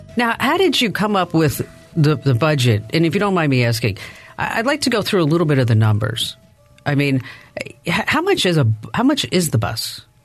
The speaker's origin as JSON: {"language": "English", "region": "New Jersey", "country": "United States", "tie": "born or raised there", "said": "I grew up in New Jersey"}